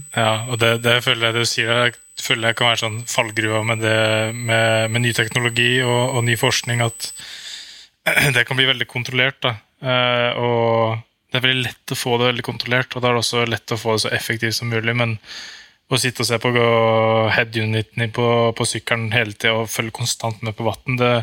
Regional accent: Norway; moved away as an adult; now in Andorra

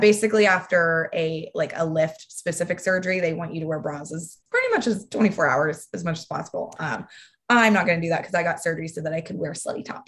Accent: Texas, United States; I'm from Texas. And I remember in fifth grade, people making fun of me

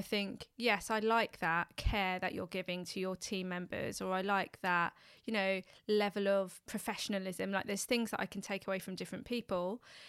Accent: London, United Kingdom; someone who's born and raised in London. You know, London in itself is a, you know, West London.

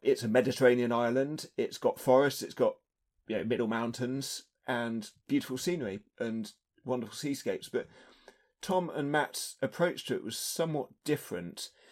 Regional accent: United Kingdom; as a British fan

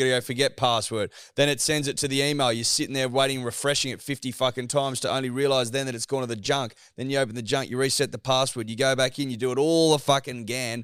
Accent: Australia; As an Australian

